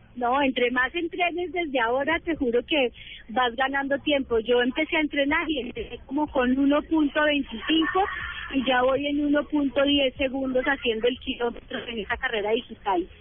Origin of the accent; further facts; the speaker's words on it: Colombia; cada uno de nosotros y nosotras como colombianos y colombianas